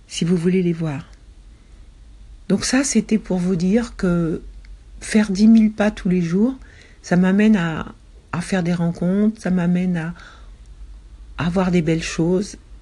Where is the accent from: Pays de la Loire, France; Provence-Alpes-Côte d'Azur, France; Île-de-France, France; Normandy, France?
Île-de-France, France; Paris; Depuis mon enfance jusqu'à ma vie de jeune adulte, j'ai été élevée dans les trois premiers arrondissements de Paris